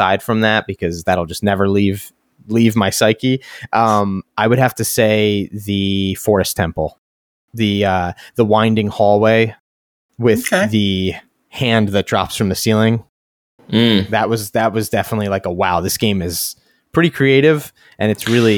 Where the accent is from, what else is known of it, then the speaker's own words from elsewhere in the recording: New York, United States; I'm from New York, so I understand we're notorious for pronouncing things